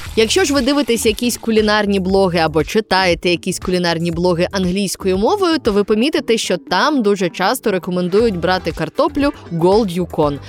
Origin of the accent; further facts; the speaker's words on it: Mykolaiv Oblast, Ukraine; у моєму рідному селі на Миколаївщині